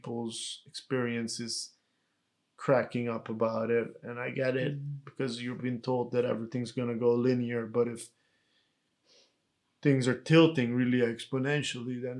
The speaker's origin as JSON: {"language": "English", "country": "Netherlands", "tie": "born or raised there", "said": "our parents had to become refugees and that we grew up in the Netherlands as political refugees"}